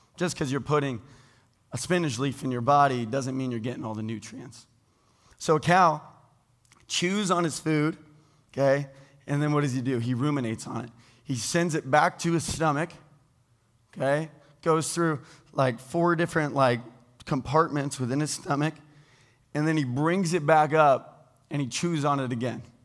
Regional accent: United States; I was born into being an American

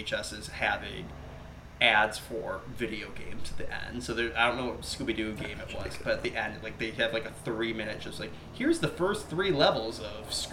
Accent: Western New York, United States; moved away; I'm from Western New York originally

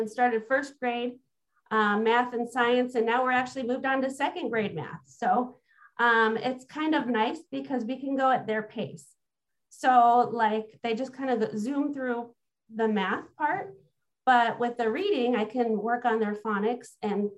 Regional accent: Illinois, United States; I actually grew up in Illinois

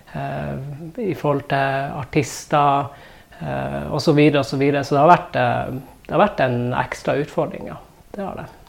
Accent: Ballangen, Nordland, Norway; moved away as an adult; now in Narvik, Norway; Jeg er jo fra Ballangen

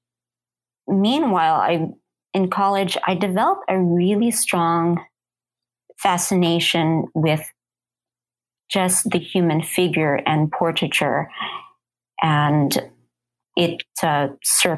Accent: Southern California, United States; also born or lived in Arizona; now in Phoenix, United States; I was born and raised in Southern California, you know, currently living in Arizona.

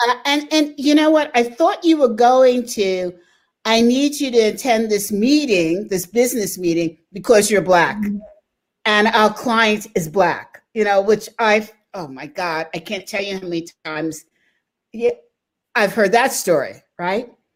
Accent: United States; as Americans

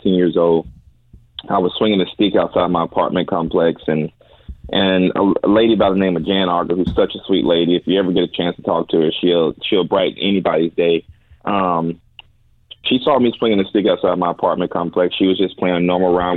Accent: Madison, Florida, United States; I'm a kid from Madison, Florida, one of the poorest towns in Florida

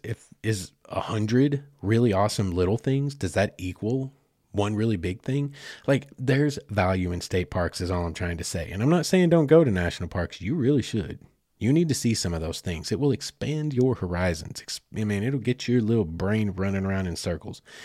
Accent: Southeast Oklahoma, United States; I'm from Southeast Oklahoma

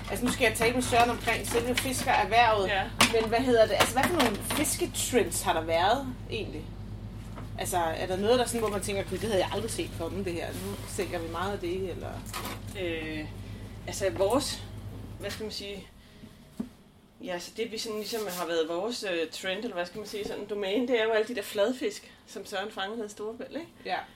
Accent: Glumsø, Zealand, Denmark; Jeg kommer faktisk fra Glumsø

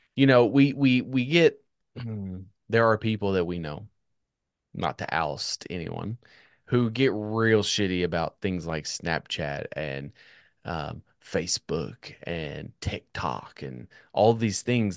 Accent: United States; as an American

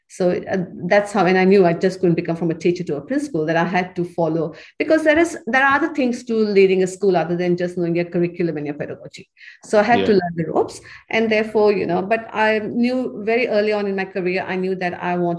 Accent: India; moved away as an adult; I was studying to be a lecturer when I came from India. And I went to university to study to be an English lecturer.

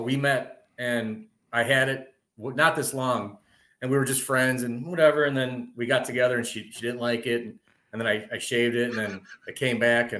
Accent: Wisconsin, United States; moved away; Born, you know, I was born and raised in Wisconsin.

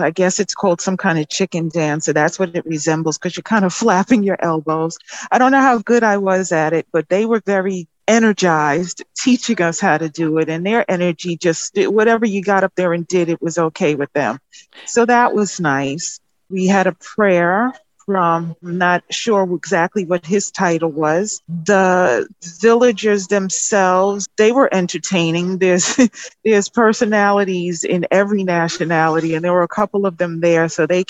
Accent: New York, United States; I'm from New York.

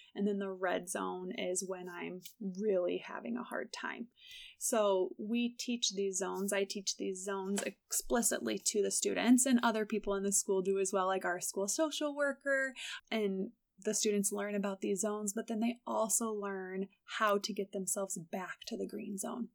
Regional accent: Morton, Illinois, United States; I grew up in Morton, Illinois

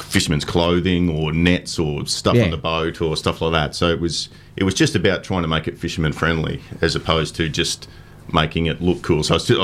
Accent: Brisbane, Queensland, Australia; It's my hometown.

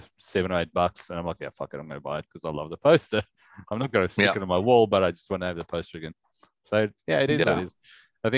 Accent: South Africa; now in Australia; we grew up in South Africa, right, where you go to Pick and Pay, which is like your Woolies or Coles or whatever

